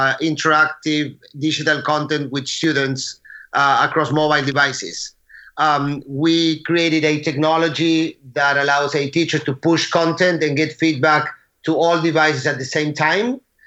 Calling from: Aventura, Florida, United States; I'm in Miami, Florida, actually in Aventura, a little bit north of Miami.

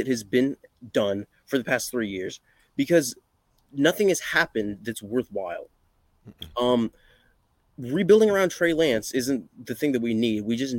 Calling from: North Carolina, United States; North Carolina.

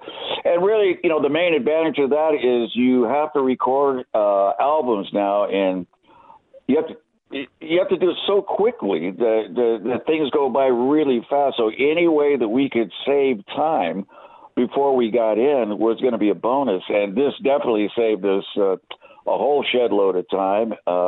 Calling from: London, United Kingdom; I'm in London. I live in London, and I'm looking at clear blue skies, about 72 degrees.

